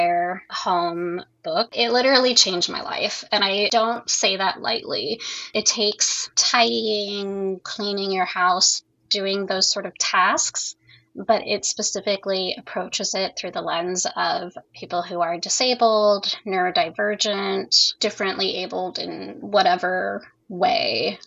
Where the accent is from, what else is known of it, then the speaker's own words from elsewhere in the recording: California, United States; I'm from California and queer